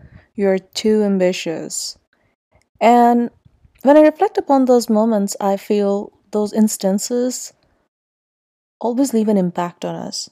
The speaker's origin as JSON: {"language": "English", "town": "Islamabad", "region": "Islamabad Capital Territory", "country": "Pakistan", "tie": "born or raised there", "said": "I grew up in Islamabad"}